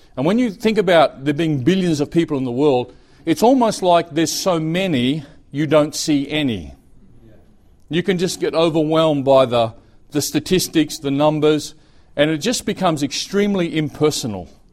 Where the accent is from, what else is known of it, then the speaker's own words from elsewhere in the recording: Australia; moved away as an adult; also born or lived in Brisbane, Australia; now in Thailand; I'm Australian